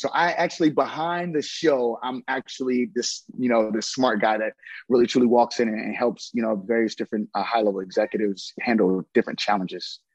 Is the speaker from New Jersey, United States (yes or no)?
yes; New Brunswick, New Jersey, United States; I'm from New Brunswick